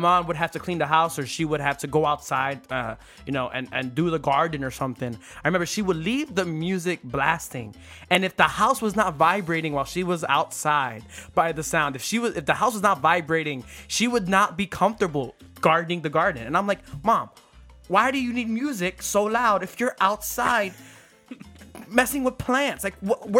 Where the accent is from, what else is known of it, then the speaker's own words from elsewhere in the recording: Philadelphia, Pennsylvania, United States; I'm from Philadelphia, so the area that I grew up in, we had neighbors right next to us.